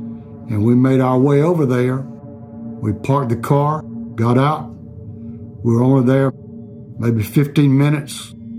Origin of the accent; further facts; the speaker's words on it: Raleigh, North Carolina, United States; I'm from Raleigh, North Carolina. I grew up in Raleigh. I'm 76 years old